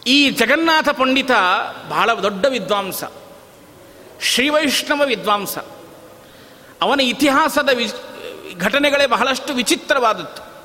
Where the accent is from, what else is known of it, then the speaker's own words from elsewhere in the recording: Galagali, Karnataka, India; ನಮ್ಮ ಊರಿನೊಳಗೆ ಗಲಗಲಿಯಲ್ಲಿ